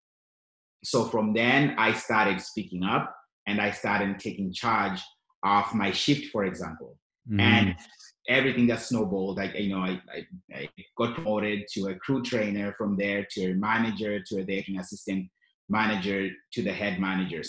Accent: Zimbabwe; also born or lived in Canada; now in Yellowknife, Canada; I moved to Canada in 2001 with my family. And of course, we're from Zimbabwe, both of us.

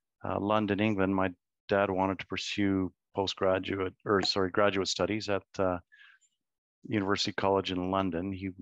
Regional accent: Soest, North Rhine-Westphalia, Germany; born there; I was born in Zost, Germany.

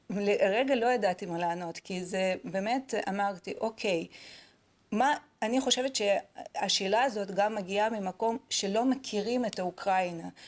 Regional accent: Israel; אני חייבת להגיד שאני אה, נדהמתי בתור ישראלית לגלות את העמדה של אה, מדינת ישראל אה, בכלל בכל הקונפליקט הזה.

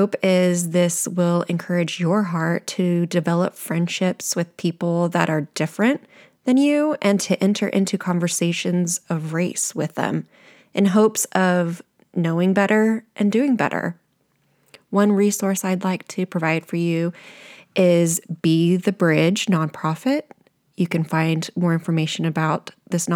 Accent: Sugar Land, Texas, United States; grew up in Sugarland, Texas

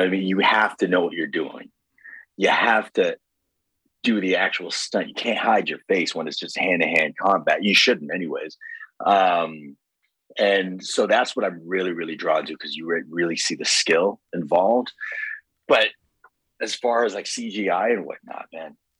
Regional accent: Toronto, Ontario, Canada; I'm from Scarborough.

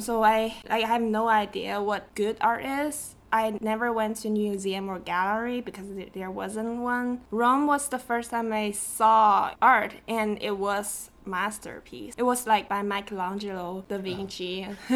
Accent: Shenzhen, Guangdong, China; English is a second language; moved away as an adult; also born or lived in Seattle, Washington; now in United States; I was born in Shenzhen, China, and I grew up there

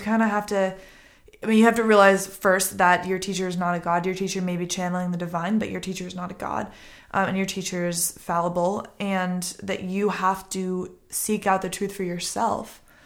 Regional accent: Boston, Massachusetts, United States; also born or lived in Connecticut; now in Los Angeles, United States; I grew up in Boston

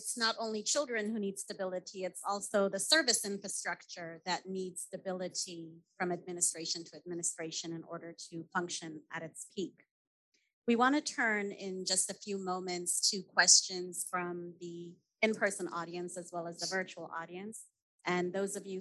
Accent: Ethiopia; my home country of Ethiopia

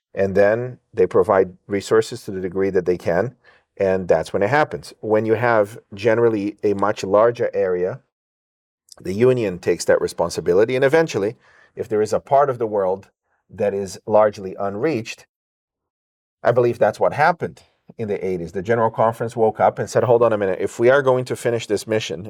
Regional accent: England, United Kingdom; I grew up in England and there were about 60 nationalities in the boarding school where I studied

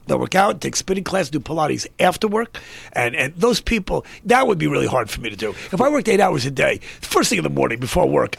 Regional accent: Scarsdale, New York, United States; moved away as an adult; now in California, United States; when I grew up in New York

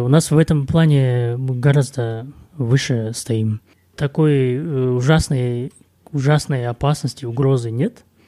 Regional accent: Kazakhstan

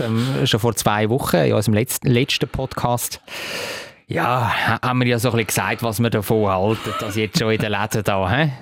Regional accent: Zurich, Switzerland; hat mir natürlich als Zürcher sehr gefallen

